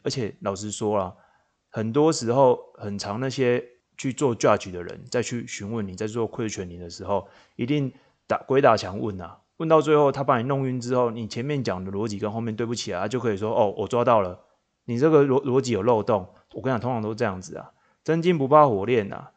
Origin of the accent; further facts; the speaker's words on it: Changhua County, Taiwan; now in Tainan, Taiwan; 那我老家是在彰化，我现在住在台南